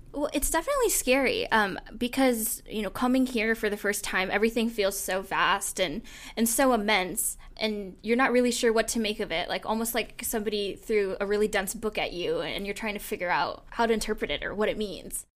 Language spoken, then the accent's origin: English; San Francisco, California, United States; moved away as an adult; now in New York City, United States; I grew up in the San Francisco Bay Area